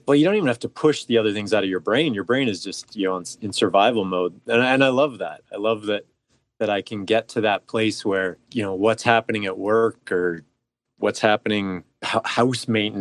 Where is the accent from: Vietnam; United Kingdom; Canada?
Canada; Calgary, Alberta; I was born and raised in Calgary.